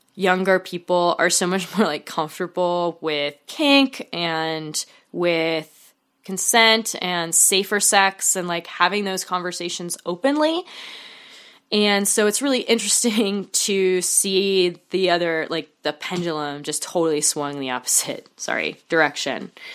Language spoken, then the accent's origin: English; Oregon, United States; Oregon, um, my home state, and my home away from home state